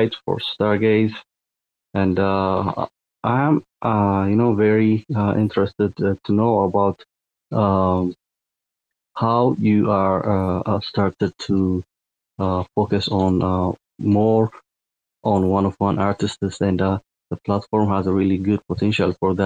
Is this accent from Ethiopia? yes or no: yes; Ethiopia; I'm from Ethiopia, and Ethiopia is a landlocked country